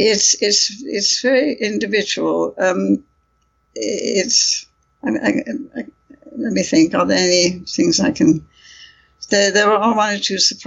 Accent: India; moved away; also born or lived in United Kingdom; I come from India, so I was fluent in Hindi at one time

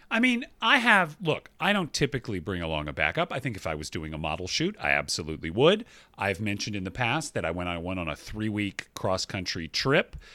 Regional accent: Georgia, United States; my home state of Georgia

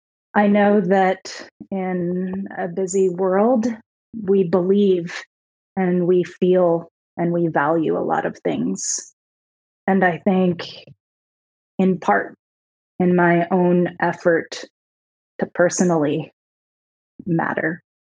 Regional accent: Seattle, Washington, United States; My answer has always been, I'm from Seattle. My wife and I lived in DC for 7.5 years.

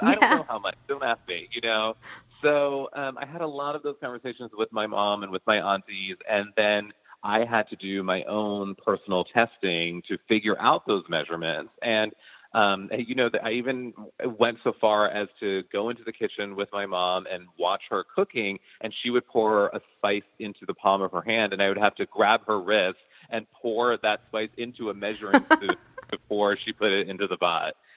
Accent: United States; the food that I grew up eating here in America

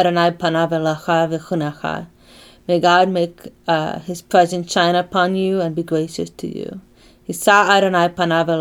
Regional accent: Brazil; also born or lived in Argentina / Northern California; now in United States; I was born in Argentina. I grew up in Brazil, and I moved to Northern California.

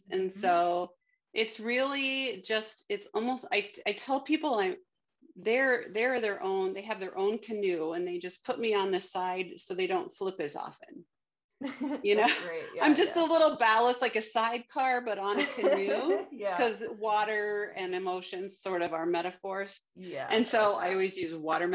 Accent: Miami, Florida, United States; I'm from Miami there's a lighthouse on Key Biscayne, and it's called Bill Baggs Cape Florida State Park or something down there. And there's a lighthouse. And so I grew up having birthday parties there on that beach

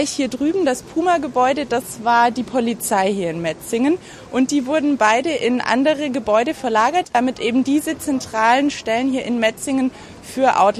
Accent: Poland; German is a second language; Ich komme aus Polen.

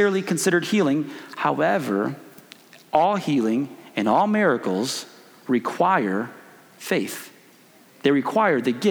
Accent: Chicago, Illinois, United States; moved away as an adult; also born or lived in Springfield, Missouri; now in Kansas, United States; I'm originally from Chicago.

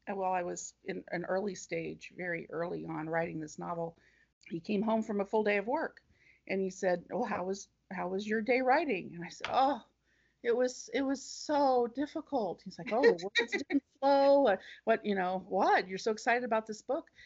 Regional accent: Ohio, United States; And even though I grew up in Ohio, every trip that we took out of Ohio was my parents would call it, we're going home.

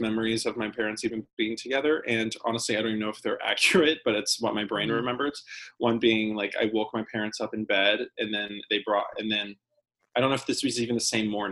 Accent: Fredericksburg, Virginia, United States; born or raised there; moved away as an adult; also born or lived in Colorado Springs, Colorado / Toronto, Canada; now in New York City, United States

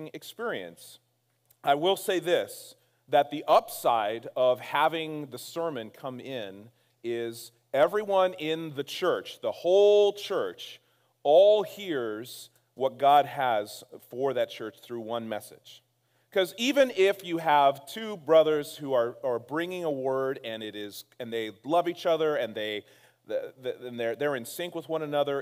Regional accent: Castro Valley, California, United States; My wife and I were born and raised in Castro Valley

